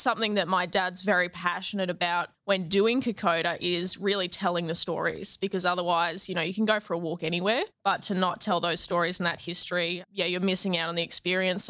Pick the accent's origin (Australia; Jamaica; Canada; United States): Australia; Toowoomba, Queensland; I grew up in Toowoomba